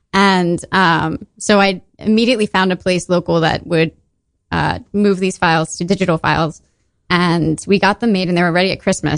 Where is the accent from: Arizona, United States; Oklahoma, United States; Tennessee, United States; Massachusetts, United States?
Massachusetts, United States; Boston; born there; So I was born in 1991 in Boston, Massachusetts.